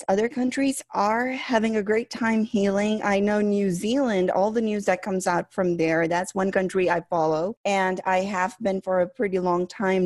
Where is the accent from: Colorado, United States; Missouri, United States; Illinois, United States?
Illinois, United States; Chicago; I grew up here in Chicago